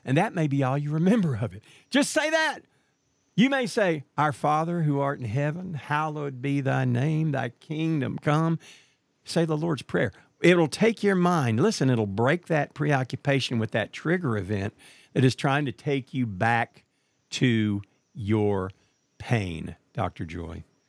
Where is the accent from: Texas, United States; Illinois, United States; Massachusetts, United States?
Texas, United States; Marshall; my hometown of Marshall, Texas